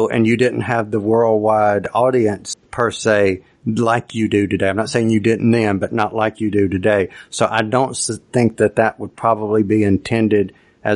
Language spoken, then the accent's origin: English; United States; being an American